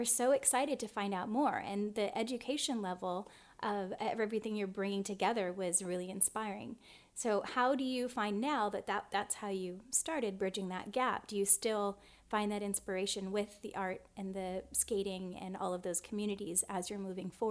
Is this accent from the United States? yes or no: yes; San Diego, California, United States; I grew up in San Diego.